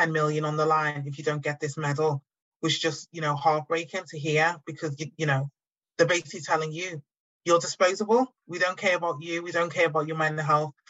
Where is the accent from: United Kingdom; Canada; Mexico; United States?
United Kingdom; Liverpool, North West England; born or raised there